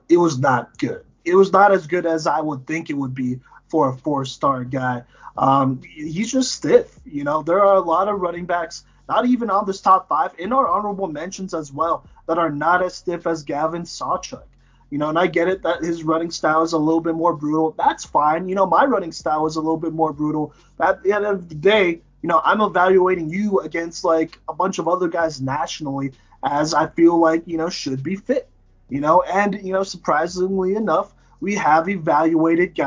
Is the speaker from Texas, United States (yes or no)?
yes; Texas, United States; moved away; I grew up in Texas